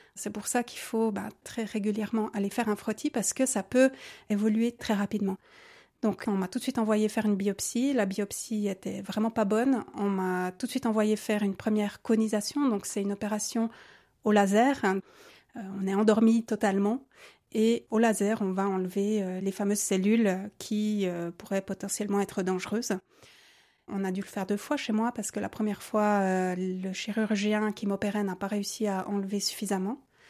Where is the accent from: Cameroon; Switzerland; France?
Switzerland; Neuchâtel; j'ai 37 ans, je viens de Neuchâtel